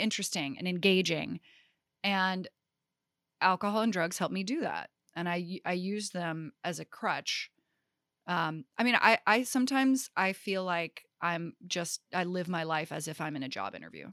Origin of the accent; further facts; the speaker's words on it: Greensboro, North Carolina, United States; I grew up in Greensboro, North Carolina